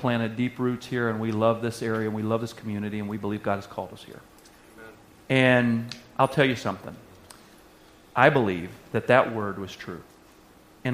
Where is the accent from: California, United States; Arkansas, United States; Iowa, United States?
Arkansas, United States; moved away as an adult; I was from Arkansas.